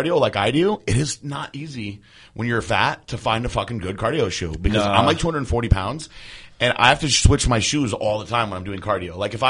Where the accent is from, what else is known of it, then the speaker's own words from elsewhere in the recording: Connecticut, United States; I'm from Connecticut.